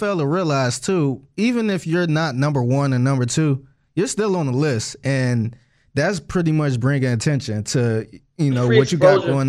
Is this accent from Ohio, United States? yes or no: yes; Cleveland, Ohio, United States; as an artist growing up in Cleveland